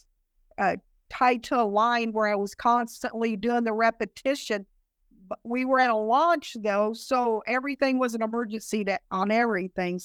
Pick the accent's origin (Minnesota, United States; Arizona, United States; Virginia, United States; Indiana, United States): Indiana, United States; Kokomo; moved away as an adult; also born or lived in Tennessee; I'm originally from Kokomo